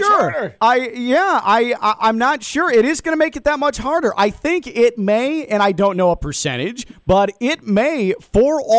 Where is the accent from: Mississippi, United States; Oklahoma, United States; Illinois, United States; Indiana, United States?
Illinois, United States; Chicago; moved away; when I grew up in Chicago